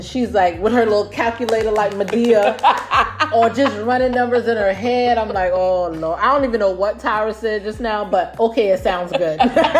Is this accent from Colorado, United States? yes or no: no; San Diego, California, United States; born there; Did you know I was born in Cali?